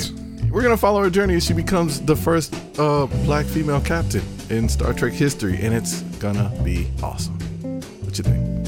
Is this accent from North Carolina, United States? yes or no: yes; North Carolina, United States; I'm from North Carolina